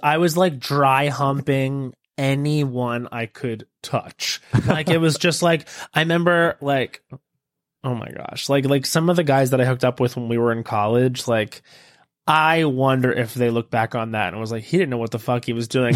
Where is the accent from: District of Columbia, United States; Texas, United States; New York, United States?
New York, United States; Long Island; moved away; I grew up on Long Island